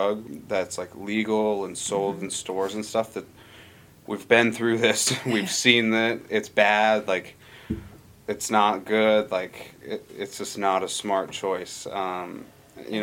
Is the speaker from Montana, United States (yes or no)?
yes; Montana, United States; moved away as an adult; now in Alaska, United States; I grew up in Montana, and I was in high school around this time